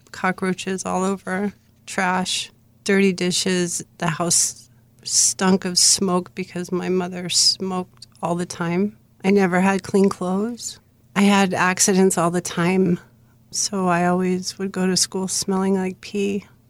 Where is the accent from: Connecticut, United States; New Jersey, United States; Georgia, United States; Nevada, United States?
Connecticut, United States; Bridgeport; I was born in Bridgeport, Connecticut.